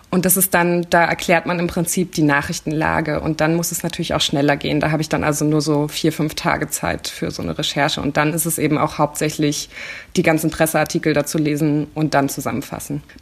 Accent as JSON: {"language": "German", "region": "East Germany", "country": "Germany", "said": "dass ich eben als Ostdeutsche manchmal das Gefühl hatte, oh, okay, jetzt gehöre ich irgendwie gerade nicht dazu, klar."}